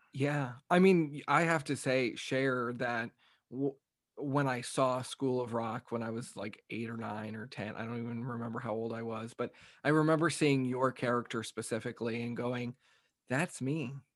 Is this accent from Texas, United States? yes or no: yes; Texas, United States; me growing up in Texas